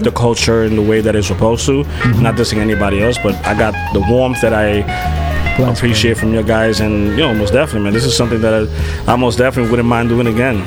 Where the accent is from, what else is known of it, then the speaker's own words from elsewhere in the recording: New York, United States; I'm from New York